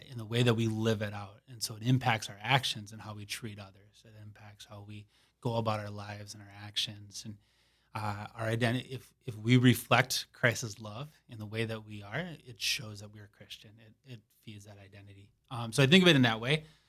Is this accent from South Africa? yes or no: no; Saint Paul, Minnesota, United States; moved away as an adult; now in Sioux Falls, United States; I am originally from Saint Paul, Minnesota